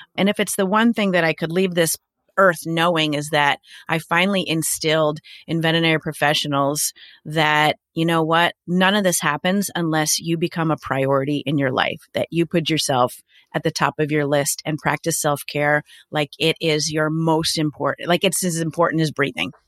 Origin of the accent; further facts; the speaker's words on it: New York, United States; I'm a New Yorker